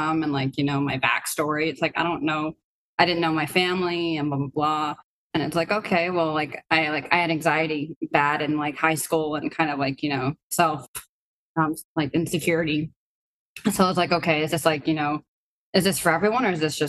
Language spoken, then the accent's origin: English; New Hampshire, United States; also born or lived in Biysk, Russia; I grew up in a small town in New Hampshire